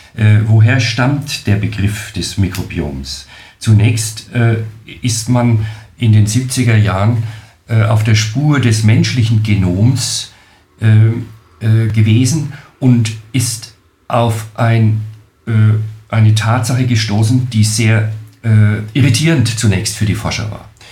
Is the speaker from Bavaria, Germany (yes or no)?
yes; Nuremberg, Bavaria, Germany; accent: Franconian; ich komme aus Deutschland, genauer gesagt aus Franken-Nürnberg, was man äh, wohl hören kann an meinem Akzent